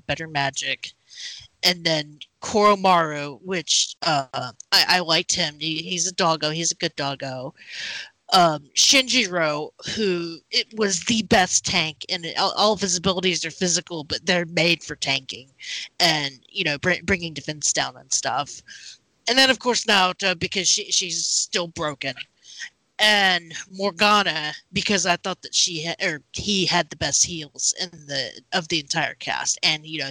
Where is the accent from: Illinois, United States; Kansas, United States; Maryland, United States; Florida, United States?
Kansas, United States; I'm from Kansas, where, you know, Wizard of Oz is like our state mascot somehow.